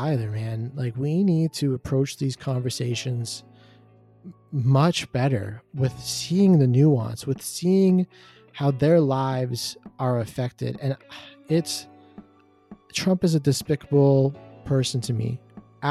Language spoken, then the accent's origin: English; Canada; a Canadian up north